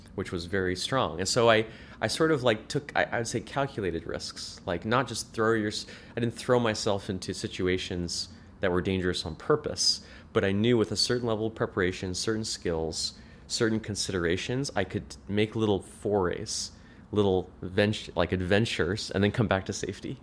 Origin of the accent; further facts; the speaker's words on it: Orange County, California, United States; I lived in, I grew up in Orange County